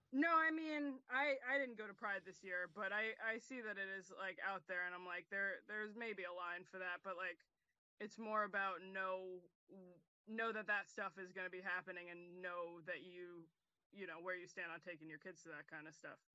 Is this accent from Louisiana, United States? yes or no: no; Nutley, Clifton, Montclair, New Jersey, United States; We're all from New Jersey here